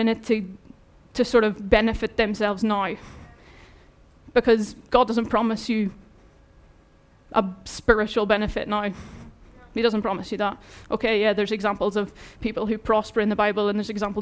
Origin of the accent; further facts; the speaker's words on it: Ireland; moved away; I'm Irish